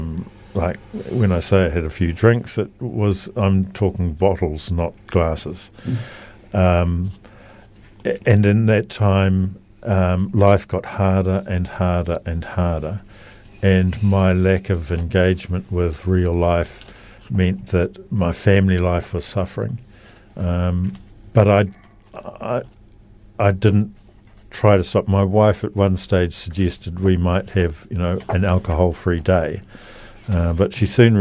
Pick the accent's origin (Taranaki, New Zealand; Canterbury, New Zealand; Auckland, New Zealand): Auckland, New Zealand; moved away as an adult; now in Christchurch, New Zealand; I grew up in Auckland near the beach